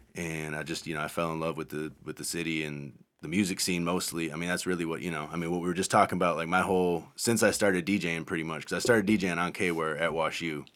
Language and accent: English; Madison, Wisconsin, United States; I grew up in Madison, Wisconsin.